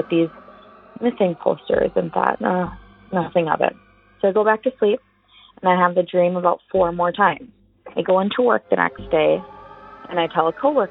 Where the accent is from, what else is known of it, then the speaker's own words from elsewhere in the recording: Prior Lake, Minnesota, United States; I'm from Prior Lake, Minnesota